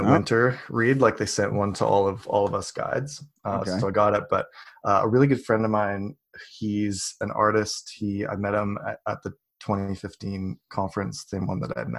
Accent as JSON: {"language": "English", "country": "Canada", "also_born_or_lived": "British Columbia", "said": "I am Canadian. I live in British Columbia."}